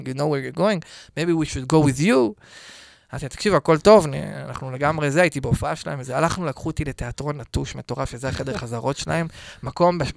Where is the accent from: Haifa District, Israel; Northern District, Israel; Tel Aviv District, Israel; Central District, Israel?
Central District, Israel; Netanya; אני מנתניה. נתניה במקור.